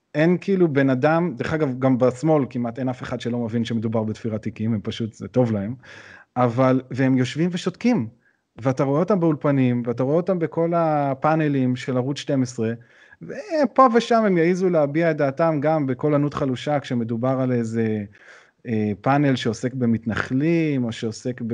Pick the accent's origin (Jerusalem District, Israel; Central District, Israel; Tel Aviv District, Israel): Jerusalem District, Israel; Jerusalem; גדלתי באזור רחביה, אז זה לא גם אזור אה, בירושלים